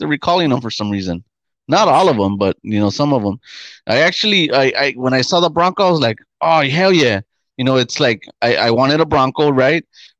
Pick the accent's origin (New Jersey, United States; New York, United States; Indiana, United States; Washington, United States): New York, United States; We're from New York.